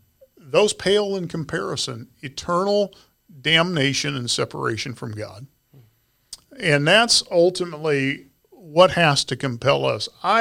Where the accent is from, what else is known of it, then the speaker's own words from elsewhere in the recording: Ponca City, Oklahoma, United States; You know, I was a kid. I grew up in Ponca City, Oklahoma.